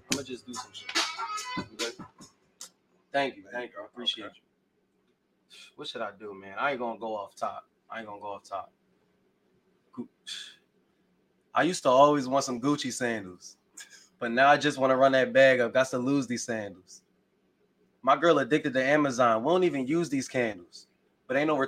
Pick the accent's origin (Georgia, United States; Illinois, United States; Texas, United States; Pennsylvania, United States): Pennsylvania, United States; Philadelphia; also born or lived in Chester, Pennsylvania; I'm from Philly. That's where I was born. That's where I grew up.